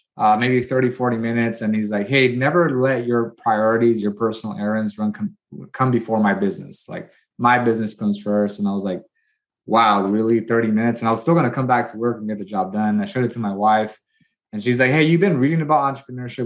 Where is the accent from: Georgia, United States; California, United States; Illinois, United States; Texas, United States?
California, United States; Watsonville; moved away as an adult; now in Bakersfield, United States; I left my hometown, small hometown of Watsonville, California, mainly Hispanic